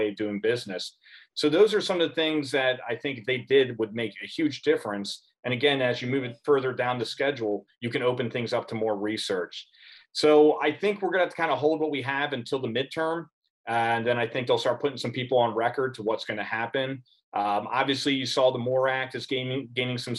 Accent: Pennsylvania, United States; my home state of Pennsylvania

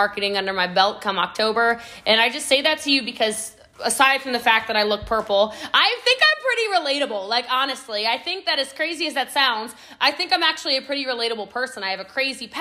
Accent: Middletown, Maryland, United States; now in Frisco, United States; I am from Middletown, Maryland, y'all. Okay. I live in Texas now. I live in Frisco, Texas.

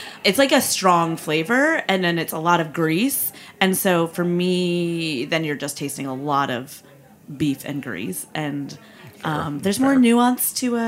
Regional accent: outside Detroit, Michigan, United States; I'm from outside Detroit, so like lots of Polish people, lots of kielbasa

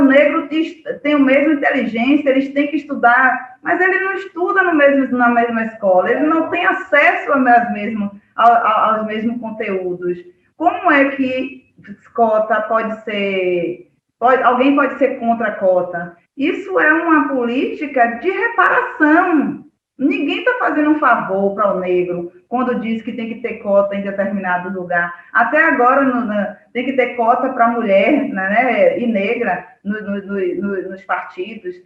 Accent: Cachoeira, Bahia, Brazil; now in Muritiba, Brazil; eu cresci em Cachoeira

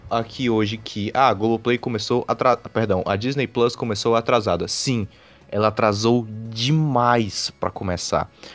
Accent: Northeast Region, Brazil; nós dois sendo, sendo nordestinos

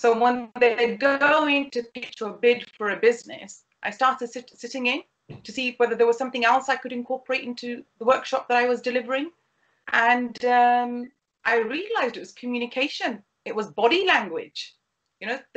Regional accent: United Kingdom; as a British Pakistani

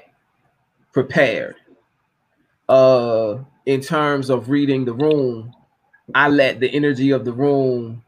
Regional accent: Norfolk, Virginia, United States; my hometown, in Norfolk, Virginia

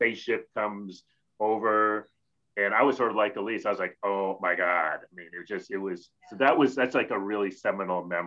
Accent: Rochester, New York, United States; I grew up in Rochester, New York

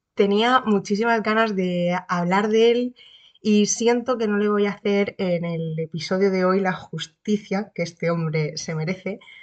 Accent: Region of Murcia, Spain; also born or lived in Cartagena; soy de Murcia, pero mm, región, vivir, vivo en Cartagena

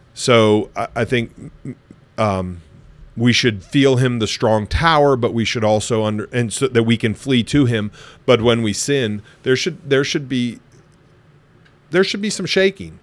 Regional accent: United States; moved away; also born or lived in Ohio; I spent a lot of time growing up in Pennsylvania and Ohio

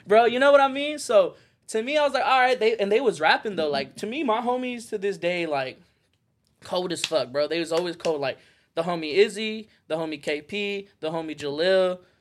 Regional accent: Phoenix, Arizona, United States; moved away as an adult; also born or lived in Las Vegas, Nevada; I moved away from Phoenix and I moved to Vegas

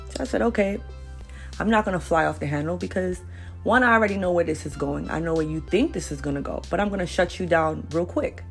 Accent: New York City, New York, United States; I'm originally from Brooklyn, New York

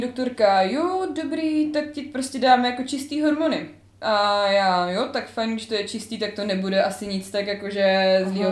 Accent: Znojmo, South Moravian Region, Czechia; jsem ze Znojma

